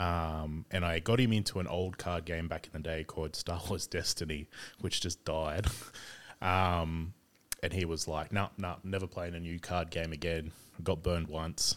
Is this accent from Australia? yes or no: yes; Sydney, New South Wales, Australia; also born or lived in Bourke / South Coast, New South Wales; grew up in Sydney around Carlingford, uh, Dundas for a while.